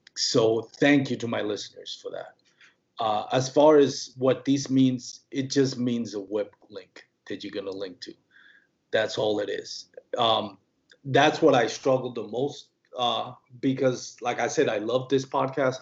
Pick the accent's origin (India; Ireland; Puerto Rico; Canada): Puerto Rico; first language Spanish; English is a second language; moved away; I'm from Puerto Rico. My first language is Spanish. You know, that's where I grew up talking.